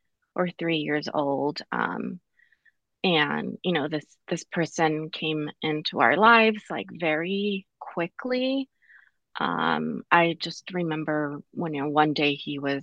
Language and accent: English; Pomona, California, United States; I was born in Pomona, California, born and raised in 1991